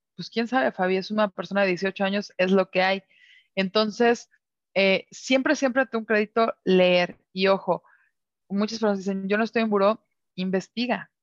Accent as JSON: {"language": "Spanish", "country": "Mexico", "said": "como mexicanos"}